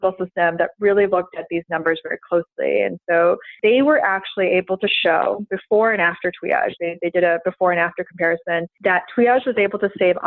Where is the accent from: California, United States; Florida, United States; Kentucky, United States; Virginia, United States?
Florida, United States; I'm from Florida